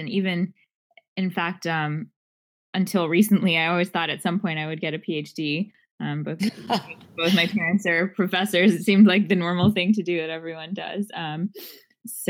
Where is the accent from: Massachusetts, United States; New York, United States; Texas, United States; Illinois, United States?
New York, United States; Long Island; I grew up on Long Island, New York.